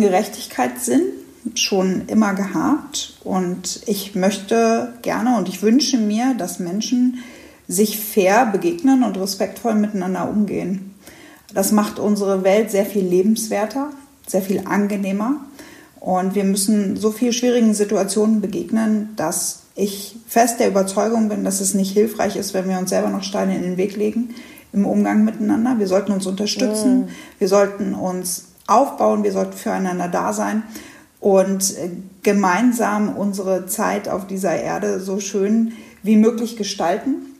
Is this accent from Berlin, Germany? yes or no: no; Hanover, Lower Saxony, Germany; Ich komme aus Hannover